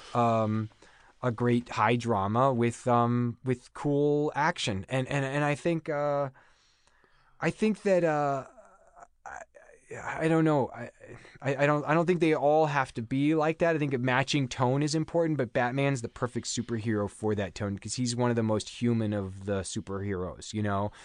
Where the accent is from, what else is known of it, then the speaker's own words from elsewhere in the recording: Overland Park, Kansas, United States; moved away as an adult; also born or lived in Chicago; now in Los Angeles, United States; back where I grew up in Kansas